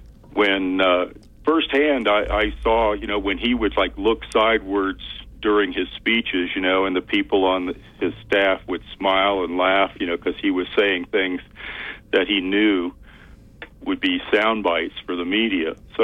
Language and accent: English; Virginia, United States; moved away; also born or lived in Florida; I grew up in Virginia